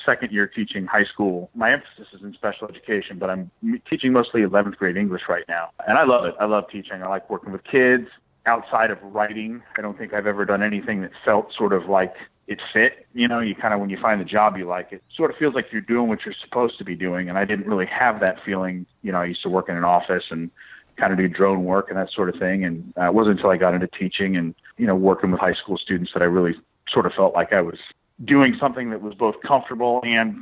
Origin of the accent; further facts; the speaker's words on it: St. Louis, Missouri, United States; I'm from St. Louis, you know, the gateway to the Midwest